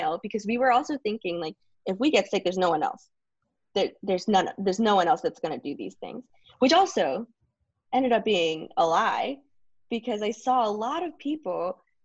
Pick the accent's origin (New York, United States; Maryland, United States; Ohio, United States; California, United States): Ohio, United States; Blue Ash; also born or lived in Mexico; I grew up in Blue Ash